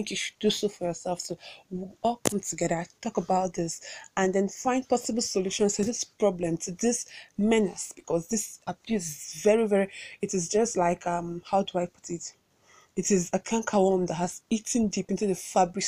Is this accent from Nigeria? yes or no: yes; Awka, Anambra, Nigeria; I hail from Awka and I live in Awka, but I'm currently in Abuja doing this podcast